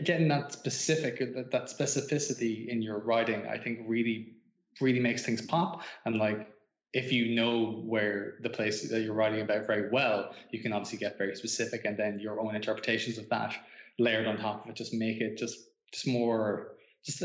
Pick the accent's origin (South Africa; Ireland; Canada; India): Ireland; also born or lived in Japan